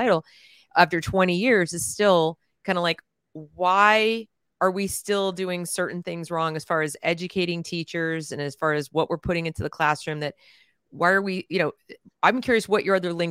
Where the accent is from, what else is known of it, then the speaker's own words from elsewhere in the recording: New York City, New York, United States; also born or lived in New England; I grew up in the Northeast. I grew up in New York City and I went to schools